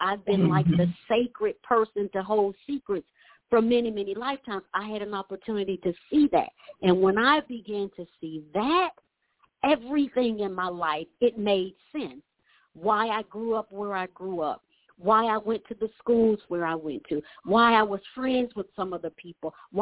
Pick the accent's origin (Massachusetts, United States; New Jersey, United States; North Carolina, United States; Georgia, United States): Georgia, United States; Atlanta; growing up in Atlanta